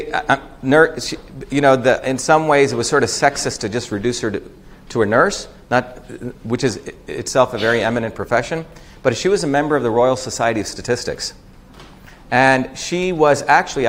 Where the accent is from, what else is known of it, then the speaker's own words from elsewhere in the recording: India; I grew up in India